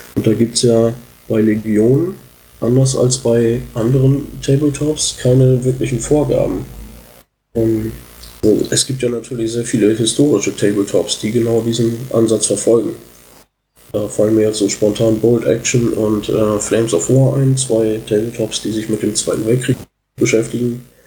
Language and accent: German; Oldenburg, Lower Saxony, Germany; Ich komme aus Oldenburg, bin Teil der Community hier